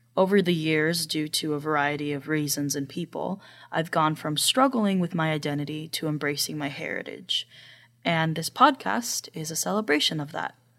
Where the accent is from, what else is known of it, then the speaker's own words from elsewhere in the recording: Midwest, United States; I grew up in the Midwest